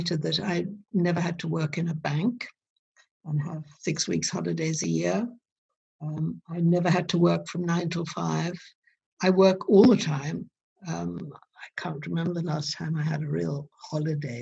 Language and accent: English; South Africa; moved away; I grew up in South Africa